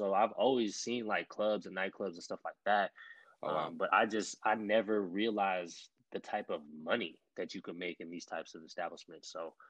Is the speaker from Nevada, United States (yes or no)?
yes; Las Vegas, Nevada, United States; Born and raised in Las Vegas, Nevada. East side, east side, east side.